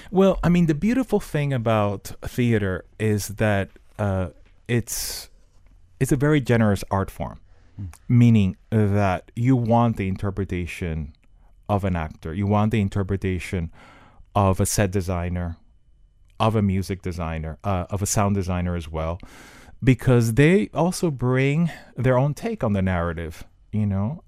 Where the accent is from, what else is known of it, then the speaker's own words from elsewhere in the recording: Miami, Florida, United States; I grew up in Miami, and I went to Miami Senior High